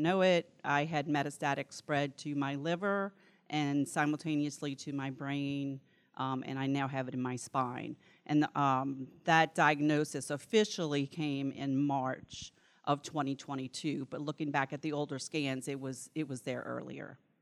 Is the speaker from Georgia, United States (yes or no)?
no; New Orleans, Louisiana, United States; accent: New Orleans; now in Vicksburg, United States; I am from Vicksburg, Mississippi, but originally from New Orleans, so this is a New Orleans accent, it's not a Mississippi accent.